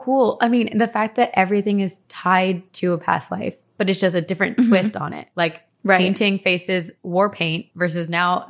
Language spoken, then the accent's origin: English; East Coast, United States; we're both from the East Coast.